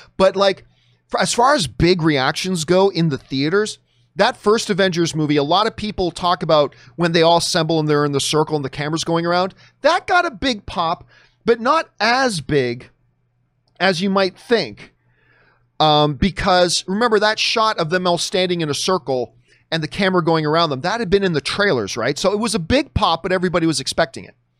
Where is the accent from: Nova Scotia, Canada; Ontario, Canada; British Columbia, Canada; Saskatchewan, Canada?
Ontario, Canada; Hamilton; moved away; my hometown of Hamilton, Ontario, Canada